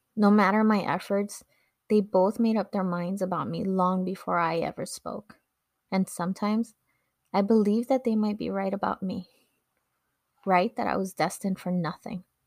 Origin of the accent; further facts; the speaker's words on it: Los Angeles, California, United States; English is a second language; also born or lived in Mexico; As a young woman growing up in Echo Park, Los Angeles